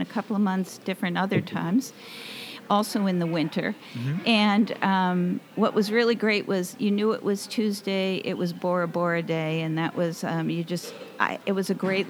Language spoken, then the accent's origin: English; Massachusetts, United States; moved away as an adult; also born or lived in Seattle, Washington; now in Pacific Northwest, United States; I am originally from Massachusetts, but moved out to the Northwest in 82